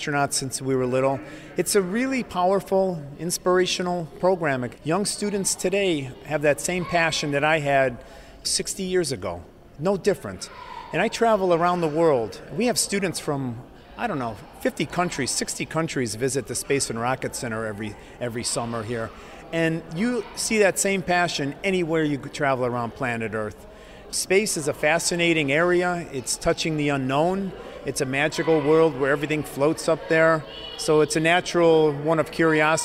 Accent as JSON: {"language": "English", "region": "Ohio", "country": "United States", "tie": "born or raised there", "moved": "yes", "lives_now": "Baltimore, United States", "said": "I grew up in Ohio, but I currently live in Baltimore"}